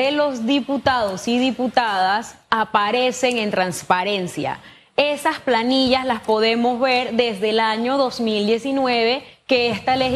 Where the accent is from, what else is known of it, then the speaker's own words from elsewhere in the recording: Panama; como ciudadana, como panameña, hay temas que a mí me siguen haciendo ruido.